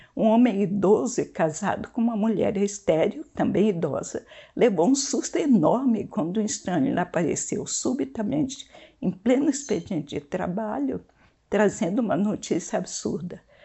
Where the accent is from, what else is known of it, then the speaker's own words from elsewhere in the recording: interior of Maranhão, Brazil; moved away; Sou nordestina e cresci num ambiente que tinha costumes muito diferentes